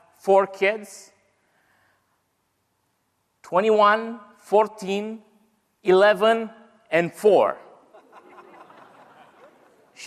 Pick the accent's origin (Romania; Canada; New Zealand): Romania; first language Romanian; English is a second language; as we will say it in Romanian language. Well, English is not my native language